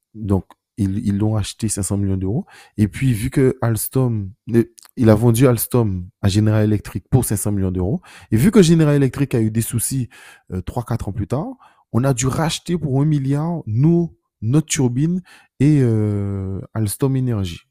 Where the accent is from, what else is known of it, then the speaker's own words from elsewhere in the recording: France; en tant que Français contributeur net